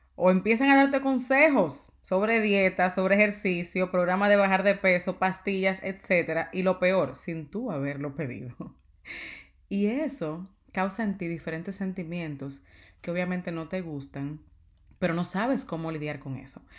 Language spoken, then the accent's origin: Spanish; Dominican Republic; yo soy dominicana